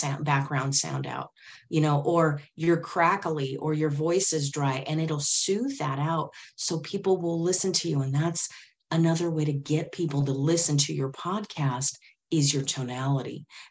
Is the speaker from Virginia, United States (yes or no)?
no; Silicon Valley, California, United States; I grew up in Silicon Valley back in the day when we had Pong